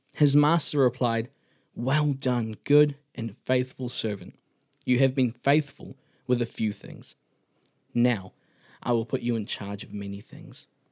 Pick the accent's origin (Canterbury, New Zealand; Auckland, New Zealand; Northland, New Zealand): Auckland, New Zealand; I come from Auckland, New Zealand